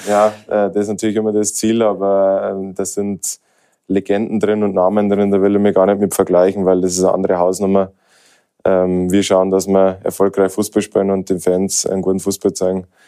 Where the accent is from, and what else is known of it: Germany; now in Austria